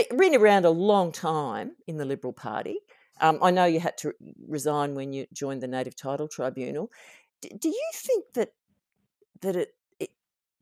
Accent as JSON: {"language": "English", "region": "Queensland", "country": "Australia", "tie": "born or raised there", "said": "I'm a Queenslander, and I grew up under Sir Joe"}